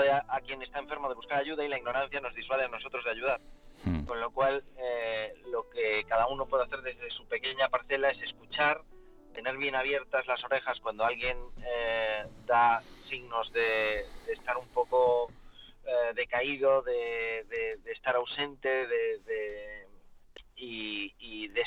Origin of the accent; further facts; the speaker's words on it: Galicia, Spain; en mi tierra, en Galicia